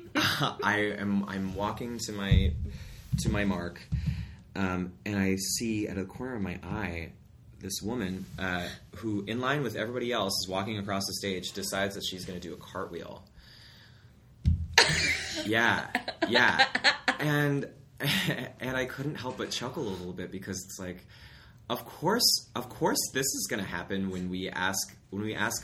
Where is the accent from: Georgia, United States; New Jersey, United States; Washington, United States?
Washington, United States; Black Diamond; also born or lived in Ithaca, New York; now in Seattle, United States; I grew up in Black Diamond, Washington